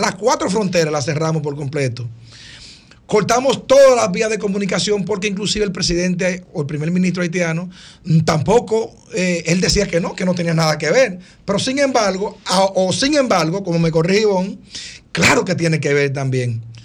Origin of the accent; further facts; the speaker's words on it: Dominican Republic; nosotros los dominicanos